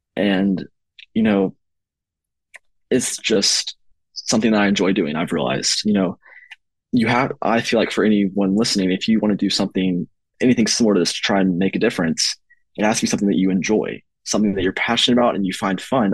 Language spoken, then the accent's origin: English; East Tennessee, United States; now in Knoxville, United States; the region of East Tennessee, which includes my hometown where I had this desire grow from and my current residence.